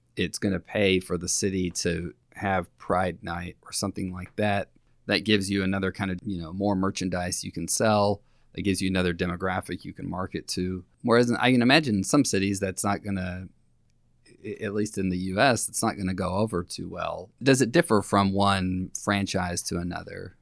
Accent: Lubbock, Texas, United States; I grew up in Lubbock, Texas

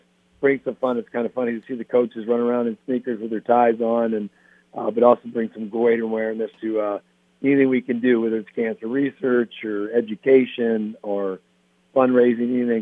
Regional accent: Midwest, United States; moved away; I grew up in the Midwest

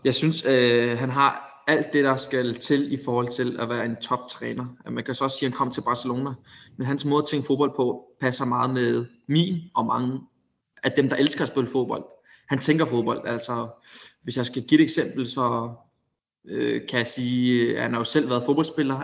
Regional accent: Denmark; moved away as an adult; now in Spain; hjemme i Danmark

